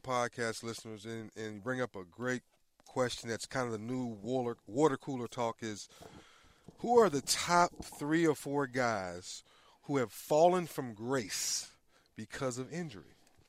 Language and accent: English; Northern Virginia, United States; We're from Northern Virginia, right outside of D.C.